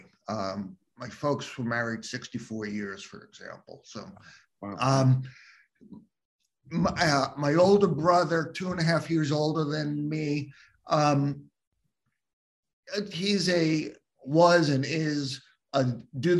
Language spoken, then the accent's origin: English; Long Island, New York, United States; I'm a native New Yorker, grew up on Long Island